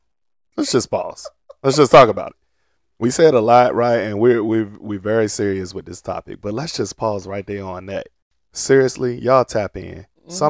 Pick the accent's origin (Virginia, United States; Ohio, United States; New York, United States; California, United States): Virginia, United States; Portsmouth; I grew up in Portsmouth, Virginia.